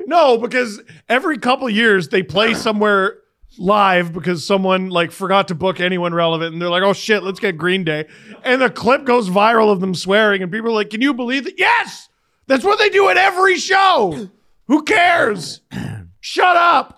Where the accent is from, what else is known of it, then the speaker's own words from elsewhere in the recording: Canada; as a Canadian, I love this country.